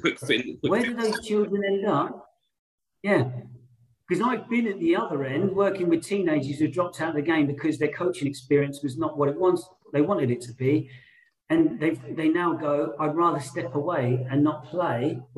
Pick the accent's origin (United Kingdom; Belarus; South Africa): United Kingdom; London; I'm someone who was born and raised in London my whole life from a white background.